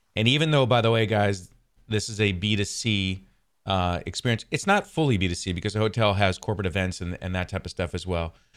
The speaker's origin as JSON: {"language": "English", "region": "New York", "country": "United States", "said": "I'm from New York, so Adirondacks is where my family and I used to vacation."}